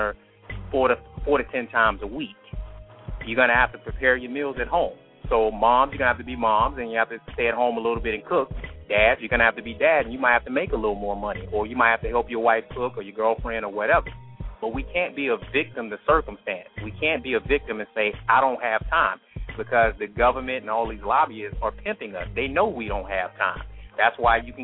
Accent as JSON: {"language": "English", "town": "Atlanta", "region": "Georgia", "country": "United States", "moved": "yes", "lives_now": "Grand Prairie, United States", "said": "I'm from Atlanta, Georgia"}